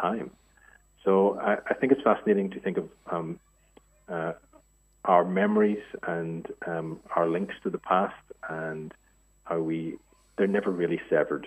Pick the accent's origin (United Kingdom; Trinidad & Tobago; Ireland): Ireland; moved away as an adult; also born or lived in France / United States / Asia; now in Australia; I'm obviously Irish and grew up there